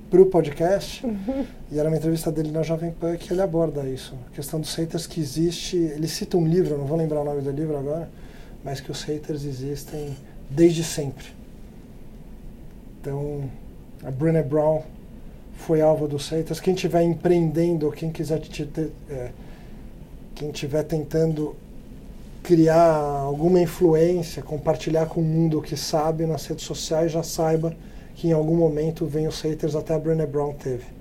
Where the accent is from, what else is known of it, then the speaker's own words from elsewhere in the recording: Brazil; porque a gente é brasileiro.